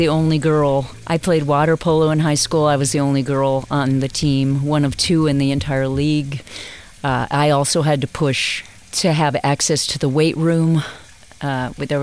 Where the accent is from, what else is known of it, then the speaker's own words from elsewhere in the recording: Buena Park, California, United States; I grew up in a place called Suburbia Heights in Buena Park, California